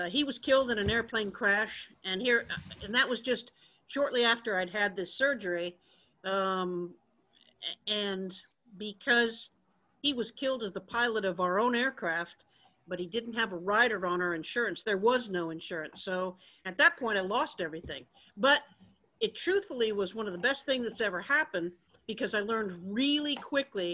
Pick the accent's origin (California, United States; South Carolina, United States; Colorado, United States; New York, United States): California, United States; San Francisco Bay Area; born or raised there; moved away as an adult; now in Texas, United States